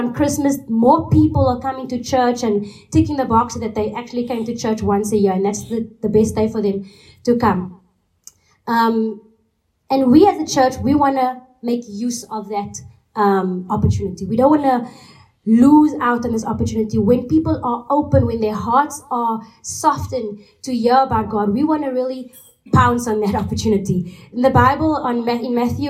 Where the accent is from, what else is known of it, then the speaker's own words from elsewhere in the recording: Cape Town, Western Cape, South Africa; moved away as an adult; now in Portugal; I'm from South Africa, and I'm from the big city of Cape Town